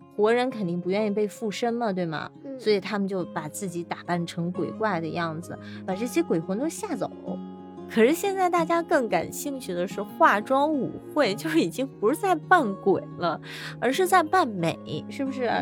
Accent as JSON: {"language": "Chinese", "country": "China", "said": "也并不了解咱们中国的《山海经》里面有这么美的神兽"}